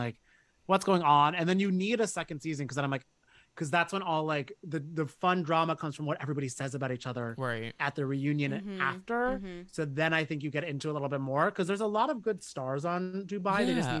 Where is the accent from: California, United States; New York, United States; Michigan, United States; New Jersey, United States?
New Jersey, United States; I am from New Jersey.